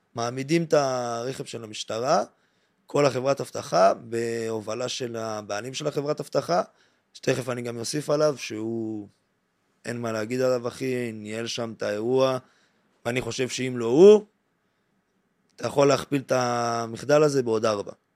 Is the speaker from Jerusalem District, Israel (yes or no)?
yes; Mevaseret Zion, Jerusalem District, Israel; now in Tel Aviv, Israel; אני בן 27, במקור ממבשרת ציון, עברתי לתל אביב